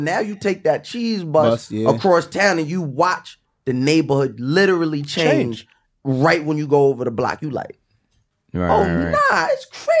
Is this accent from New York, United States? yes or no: yes; Long Island, New York, United States; growing up on Long Island.